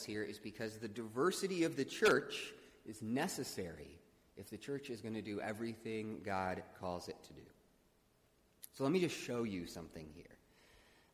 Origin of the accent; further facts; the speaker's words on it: Midwest, United States; I'm a Midwesterner